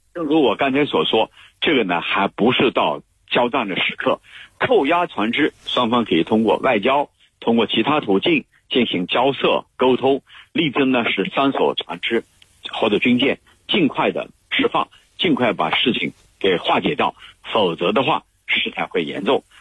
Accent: China; 我们中国人

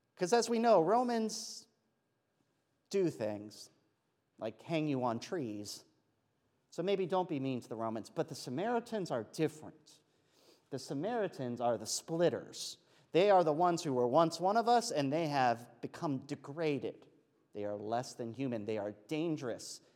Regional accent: Pennsylvania, United States; I'm from Pennsylvania

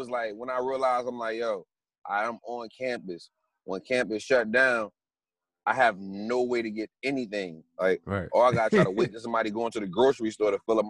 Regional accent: Northeast, United States; Me growing up in the Northeast, you don't need a car for shit.

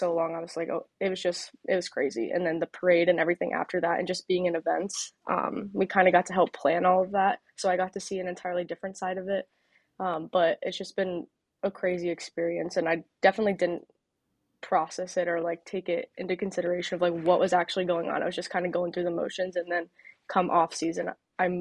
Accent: Charlotte, North Carolina, United States; moved away; I grew up obviously in Charlotte, grew up a Panthers fan

